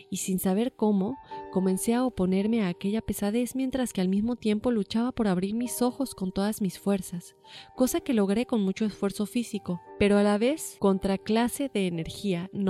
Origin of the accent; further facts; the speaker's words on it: Aguascalientes, Mexico; En ese entonces vivía en San Luis Potosí, sin embargo yo soy originario de Aguascalientes, capital, y mi familia tiene la costumbre de visitar los siete templos durante la Semana Santa.